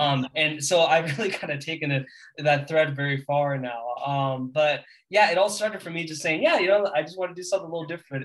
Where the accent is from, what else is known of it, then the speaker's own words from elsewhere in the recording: California, United States; I'm from California